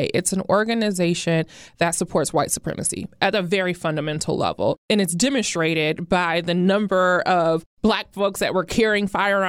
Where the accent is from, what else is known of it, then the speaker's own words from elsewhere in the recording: Toledo, Ohio, United States; Or the auto worker in Toledo, Ohio. My hometown.